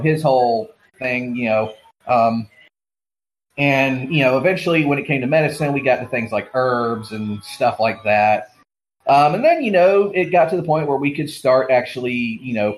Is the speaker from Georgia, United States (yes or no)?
yes; Georgia, United States; a pharmacist in my home state of Georgia